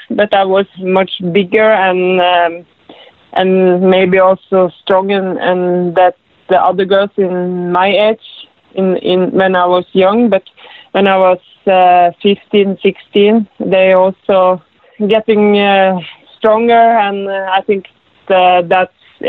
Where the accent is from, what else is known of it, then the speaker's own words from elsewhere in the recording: Rognes, Norway; I grew up in Rognes. It's a small place, very small place. It's about 250 people is living there. I was growing up on a farm with my family. I have one brother and one sister.